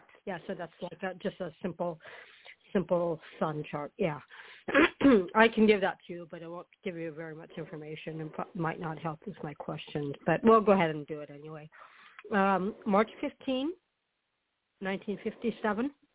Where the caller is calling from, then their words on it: Florida, United States; I'm calling from Florida